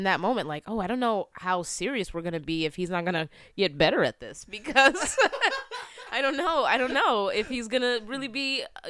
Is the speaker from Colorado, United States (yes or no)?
no; Philadelphia, Pennsylvania, United States; also born or lived in California; Yeah, so I moved around a lot, but I'm from the East Coast, like the Philly area.